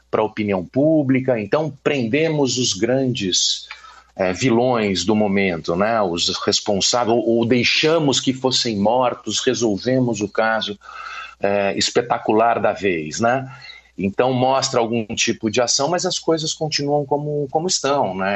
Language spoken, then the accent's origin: Portuguese; São Paulo, Brazil; now in Rio de Janeiro, Brazil; como paulista que foi para o Rio escrever sobre a República, sobre as milícias